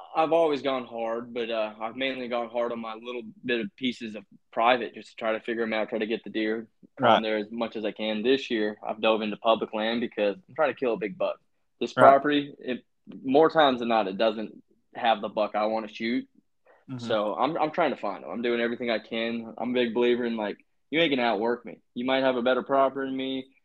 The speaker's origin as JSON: {"language": "English", "region": "Utah", "country": "United States", "tie": "born there", "said": "When I go out – because I was born in Utah. When I go visit family and see them mule deer"}